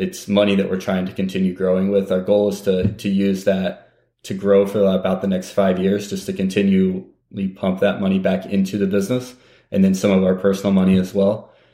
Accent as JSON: {"language": "English", "town": "Terre Haute", "region": "Indiana", "country": "United States", "tie": "born or raised there", "moved": "yes", "said": "my hometown's Indiana State University, Terre Haute, Indiana"}